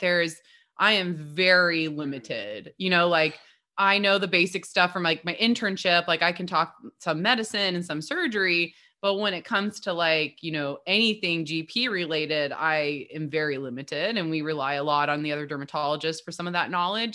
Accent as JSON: {"language": "English", "region": "Midwest", "country": "United States", "also_born_or_lived": "Southern California", "moved": "yes", "lives_now": "Portland, United States", "said": "we're both from the Midwest"}